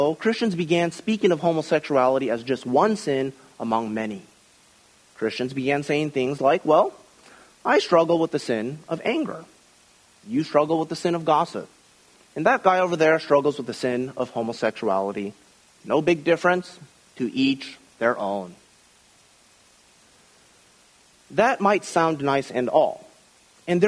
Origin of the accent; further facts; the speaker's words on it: Midwest, United States; When I was a young child growing up in the Midwest during the 1980s